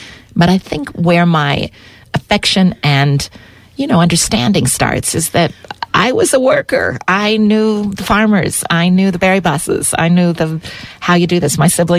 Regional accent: Beaverton, Oregon, United States; moved away as an adult; also born or lived in Portland, Oregon; while I was born in Portland, I grew up in Beaverton, and I'm old, so it was a much more rural place. I'm from the era where when it was time to make money as a kid, you went to the berry fields.

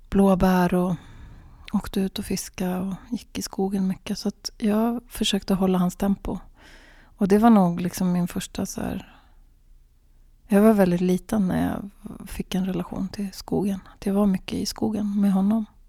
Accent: Sweden; also born or lived in Finland (born) / Gävle area forests; Jag betraktar mig som svensk, men jag betraktar mig framförallt som, vilket jag enligt passet är, och det är jag ju de facto, helsvensk på alla sätt och vis

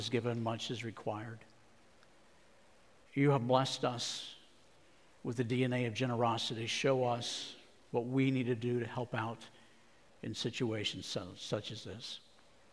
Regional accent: Arizona, United States; my home state of Arizona

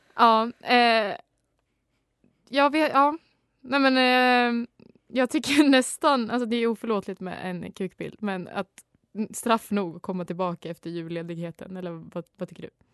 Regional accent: Sweden; jag är ju så svensk

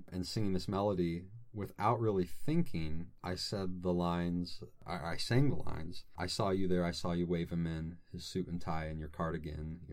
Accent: Robinson, Illinois, United States; moved away as an adult; now in Fort Wayne, United States; Southern Illinois, a little town called Robinson.

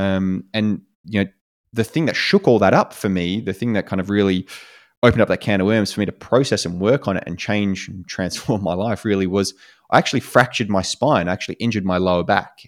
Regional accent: Australia; moved away as an adult; also born or lived in United States; as an Australian

